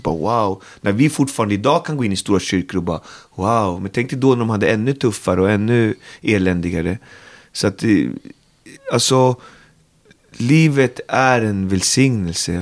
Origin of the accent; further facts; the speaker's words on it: Botkyrka, Stockholm County, Sweden; Alby är min by i världen, där jag trivs och lever och är uppväxt